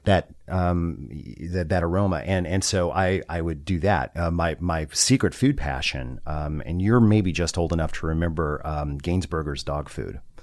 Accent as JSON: {"language": "English", "region": "Southern California", "country": "United States", "tie": "born or raised there", "said": "I was born in Southern California"}